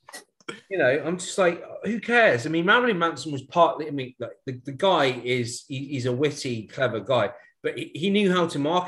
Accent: Cornwall, South West England, United Kingdom; now in Cardiff, United Kingdom; I'm coming home in about 2.5 weeks, and I'm looking at the cost of train tickets to get back to Cornwall.

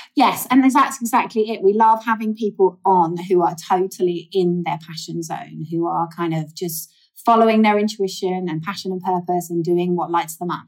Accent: England, United Kingdom; I'm from England

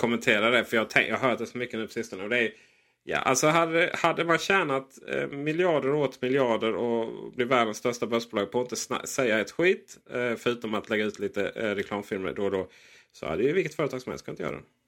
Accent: Blekinge, Sweden; jag är ett mellanbarn från Blekinge

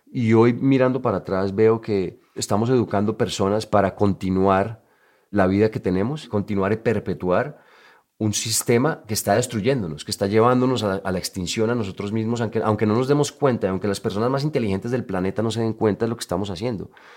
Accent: Colombia; moved away as an adult; yo me fui de Colombia muchos años

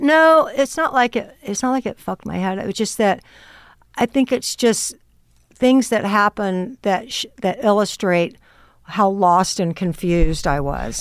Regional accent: Austin, Texas, United States; now in Los Angeles, United States; growing up in Austin

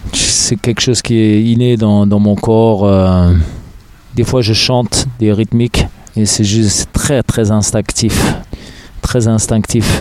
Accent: Berlin, Germany; also born or lived in Los Angeles, United States; now in Paris, France; je tapais dans, dans ma chambre à Berlin. Je suis né à Berlin, en Allemagne, mm. Berlin-Ouest

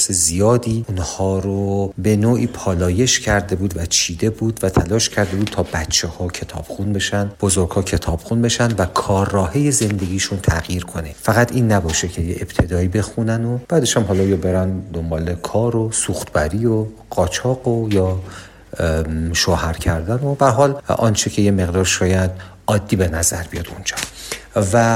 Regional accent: Iran; من به خودم به عنوان یک ایرانی بالیدم

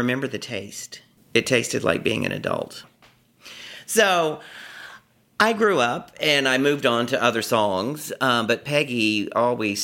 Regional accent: Beaumont, Texas, United States; moved away as an adult; now in New York City, United States; Beaumont, Texas

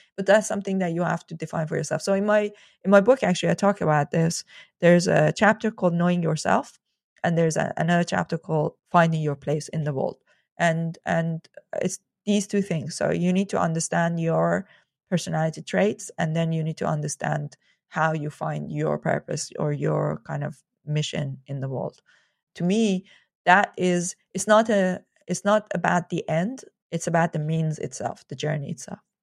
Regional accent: Iran; moved away; I grew up in Iran

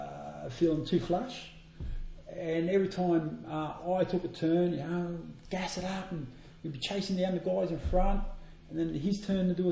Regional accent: Australia; accent: Australian; also born or lived in Bulla, Melbourne, Victoria

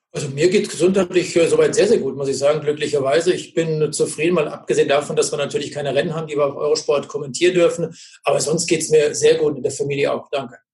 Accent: Germany; bei uns in Deutschland

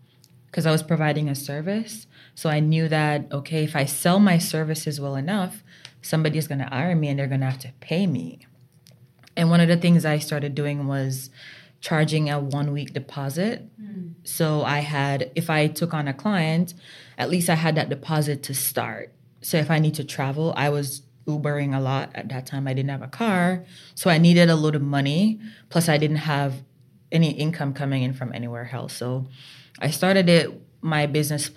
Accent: Jamaica; moved away as an adult; now in Vermont, United States; growing up in Jamaica, you know, it's small country girl.

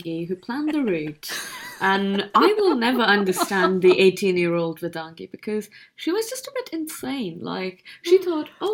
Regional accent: India; an Indian woman

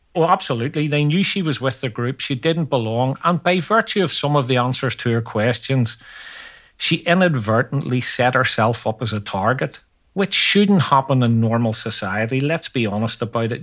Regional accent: Northern Ireland, United Kingdom; growing up in Northern Ireland

